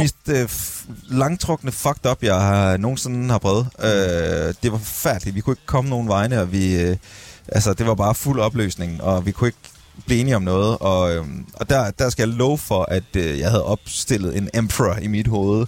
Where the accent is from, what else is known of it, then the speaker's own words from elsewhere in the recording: Skive, Central Denmark Region, Denmark; moved away; jeg er jo fra Skive